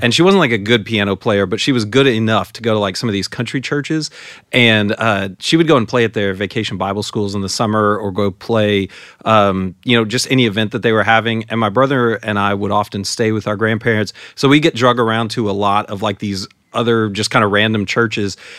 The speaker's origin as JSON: {"language": "English", "town": "San Antonio", "region": "Texas", "country": "United States", "tie": "born or raised there", "moved": "yes", "said": "I grew up in San Antonio and, uh, lived in the same house, uh, my entire life while I was at home."}